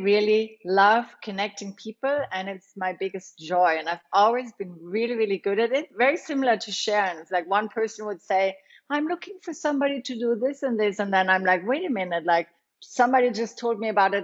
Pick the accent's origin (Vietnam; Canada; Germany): Germany; moved away as an adult; also born or lived in Los Angeles, United States / New York, United States; now in Costa Rica; I grew up in Germany, and I studied social work